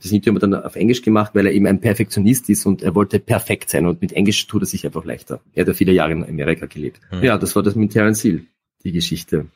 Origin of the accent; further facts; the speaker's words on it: Austria; Bei uns in Österreich